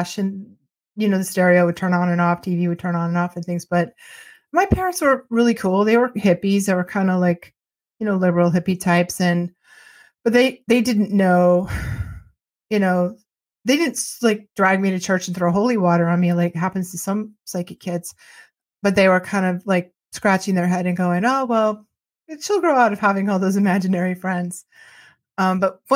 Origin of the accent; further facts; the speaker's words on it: just outside Boston, Massachusetts, United States; I was born just outside Boston, Massachusetts, in the '60s, and grew up in the '60s, '70s, and '80s